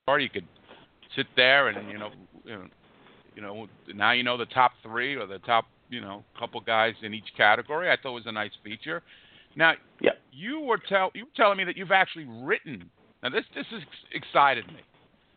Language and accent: English; United States; growing up in the States